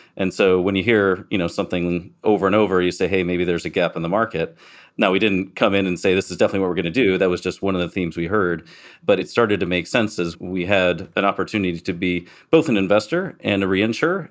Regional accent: Michigan, United States; accent: American; moved away as an adult; also born or lived in Miami / San Diego; now in Cayman Islands; I grew up in Michigan, went south to Miami

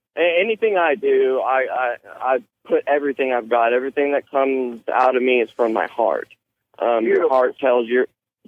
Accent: Houston, Texas, United States; also born or lived in Austin, Texas; I was born here in Houston, Texas. Went to high school in Austin, here, Austin High School

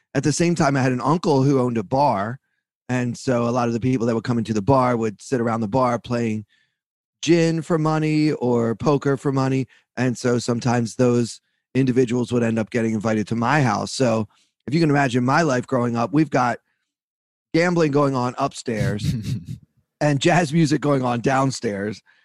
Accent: Baltimore, Maryland, United States; I grew up in Baltimore, Maryland

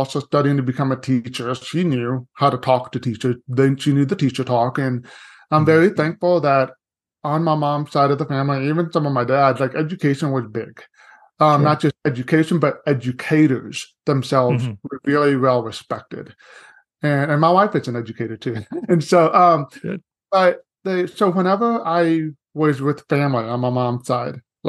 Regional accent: Seguin, Texas, United States; also born or lived in Corpus Christi, Texas; now in San Antonio, United States; I was born in Corpus Christi by the coast, but did pretty much all of my living and education in Seguin, Texas, about 45 minutes east of San Antonio

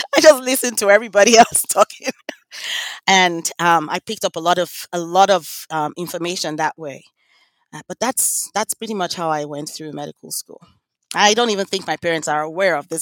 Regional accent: Lagos, Nigeria; now in United States; I grew up in Lagos, Nigeria

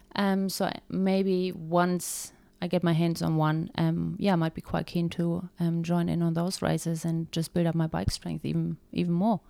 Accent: Germany; moved away as an adult; now in Taupo, New Zealand; I'm originally from Germany. And I've been in New Zealand now for eight years and have been living in Taupo ever

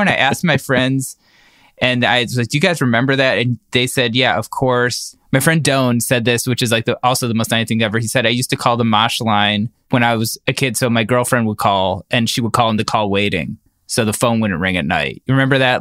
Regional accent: Cleveland, Ohio, United States; When I was growing up in Cleveland

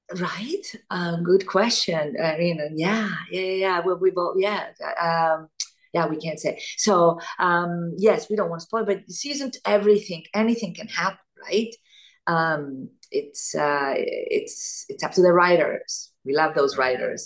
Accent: Italy; moved away; also born or lived in Argentina; I was born in Argentina, grew up in Italy

